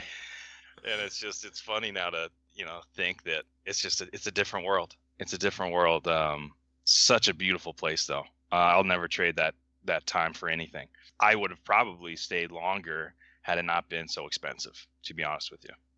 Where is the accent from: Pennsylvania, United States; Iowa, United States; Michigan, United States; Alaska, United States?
Alaska, United States; Palmer; moved away as an adult; also born or lived in Missoula, Montana; now in Whitefish, United States; growing up in Alaska